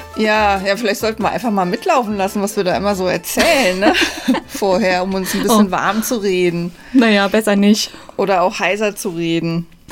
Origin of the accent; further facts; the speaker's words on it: Rhineland-Palatinate, Germany; moved away; meine, äh, alte Heimat, äh, in die Südpfalz. Ähm, ich komme ja da aus der Gegend